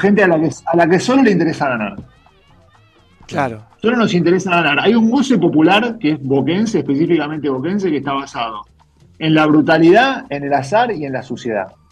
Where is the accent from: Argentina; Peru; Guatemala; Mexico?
Argentina; Yo soy más argentino que, que hincha de Boca